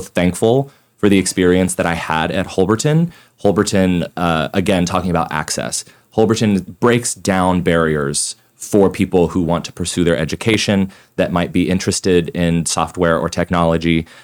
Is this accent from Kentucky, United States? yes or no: no; Tulsa, Oklahoma, United States; moved away as an adult; also born or lived in New York City; I'm born and raised in Tulsa